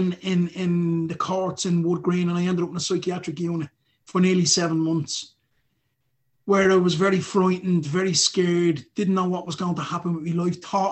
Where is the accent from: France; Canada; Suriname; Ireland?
Ireland; Dublin, Leinster; I grew up in Ballymun and went to school in Ballymun as a young lad